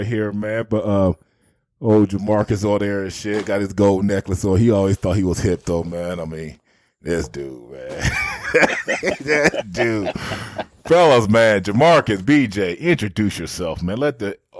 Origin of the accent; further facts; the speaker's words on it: Terre Haute, Indiana, United States; I'm from Terre Haute, Indiana, Terre Haute South High School